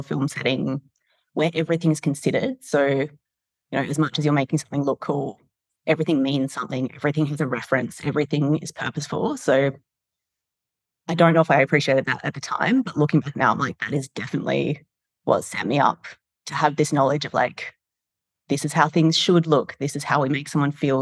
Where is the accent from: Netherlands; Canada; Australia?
Australia; Perth, Western Australia; moved away as an adult; also born or lived in London; now in Sydney, Australia; I grew up in Perth